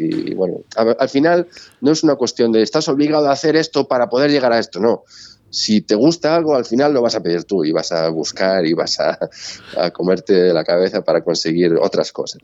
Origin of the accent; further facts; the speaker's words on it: Galicia, Spain; como buen gallego